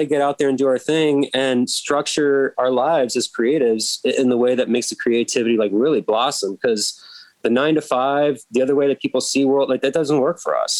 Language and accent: English; Seattle, Washington, United States; born there; also born or lived in Midwest / Florida; now in Baltimore, United States; I mean, I was born out in Seattle, which is very different. Mm-hmm. Lived in the Midwest, which is very different. Lived down in Florida, which is very different.